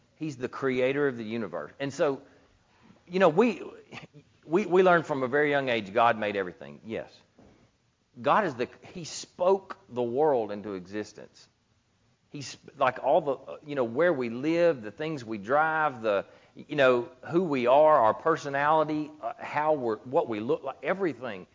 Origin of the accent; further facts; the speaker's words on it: Gilbert, Louisiana, United States; also born or lived in Ruston, Louisiana; I grew up in Gilbert